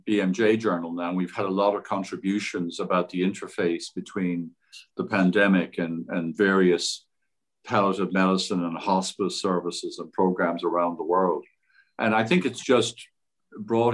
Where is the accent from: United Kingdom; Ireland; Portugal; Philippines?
Ireland; also born or lived in Cleveland; now in United States; I grew up in Ireland